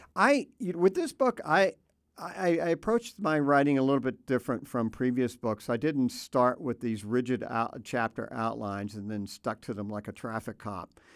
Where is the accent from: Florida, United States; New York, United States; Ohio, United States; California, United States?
Florida, United States; Tampa; also born or lived in Gainesville, Florida; I grew up in Florida, I should point out. I grew up in the Tampa Bay area for the most part, and uh, also the Panhandle.